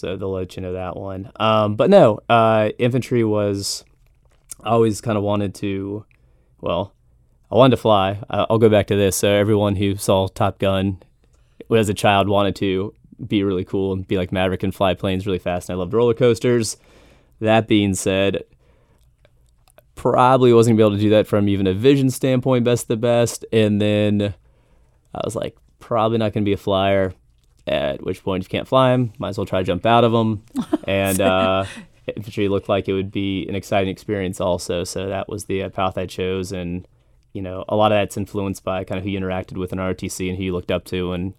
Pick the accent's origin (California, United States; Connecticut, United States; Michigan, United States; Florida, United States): Florida, United States; Oviedo; also born or lived in Tampa Bay, United States / Brunswick, Georgia, United States; So I was born in Tampa Bay. Don't really remember it because we moved when I was around 5. And then went to Orlando, where we ended up in Seminole County in Oviedo, Florida. And then after that, we hopped up to Brunswick, Georgia, St. Simons Island area